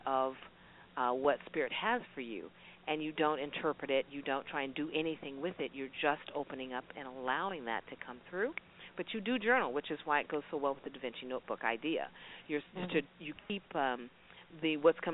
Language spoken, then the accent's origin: English; Alaska, United States; now in Las Vegas, United States; I'm from Alaska. I moved from Alaska all the way to Vegas